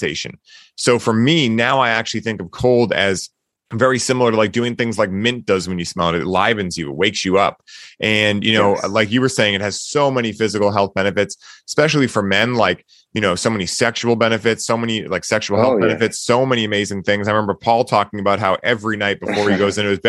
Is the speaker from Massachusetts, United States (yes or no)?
yes; Boston, Massachusetts, United States; I grew up in Boston. I've lived here my whole life.